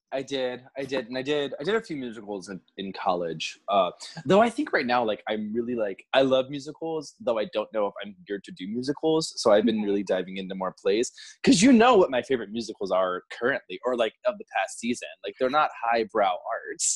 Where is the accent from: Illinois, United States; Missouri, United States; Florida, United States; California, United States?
Florida, United States; moved away as an adult; also born or lived in Virginia; now in New York City, United States; I'm from Florida. I went to Florida State.